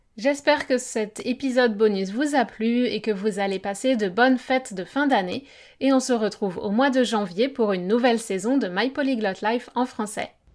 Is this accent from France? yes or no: no; England, United Kingdom; French is a second language; je suis d'Angleterre